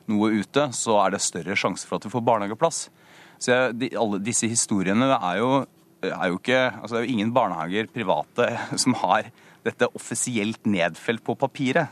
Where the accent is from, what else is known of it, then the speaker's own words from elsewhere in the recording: Porsgrunn, Telemark, Norway; en sykehusbarnehage f.eks., som jeg gikk hjemme i Porsgrunn